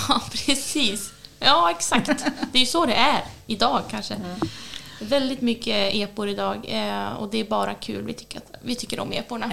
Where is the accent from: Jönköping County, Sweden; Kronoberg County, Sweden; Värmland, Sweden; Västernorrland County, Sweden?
Västernorrland County, Sweden; Nyliden; När jag växte upp i Nyliden också ovanför Björna